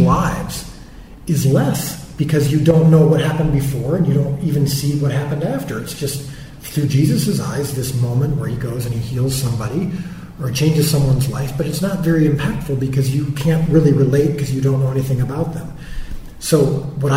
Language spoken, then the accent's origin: English; Zion, Wheaton, Deerfield, Illinois, United States; moved away as an adult; also born or lived in Elgin, Illinois; now in Dallas, United States; I was born and raised in Zion, Wheaton, Deerfield, a few places